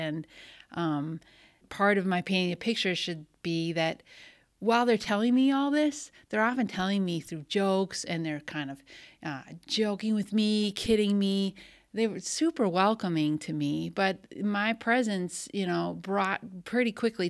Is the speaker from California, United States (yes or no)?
no; Wisconsin, United States; I naively, growing up in the Milwaukee suburbs or just beyond, didn't really know that existed.